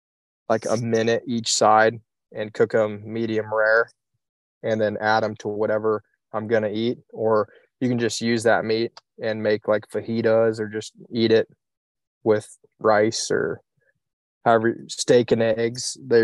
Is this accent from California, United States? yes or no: no; Iowa, United States; I'm from Iowa, so country music is hard to beat.